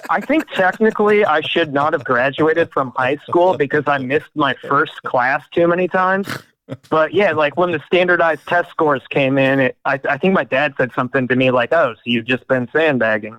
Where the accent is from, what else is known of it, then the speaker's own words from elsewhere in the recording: Detroit, Michigan, United States; I grew up in Detroit